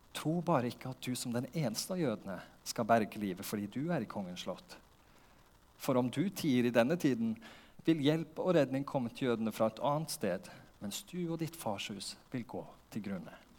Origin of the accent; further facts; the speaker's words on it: Porsgrunn, Vestfold og Telemark, Norway; moved away as an adult; now in Lista, Norway; Jeg vokste opp i Porsgrunn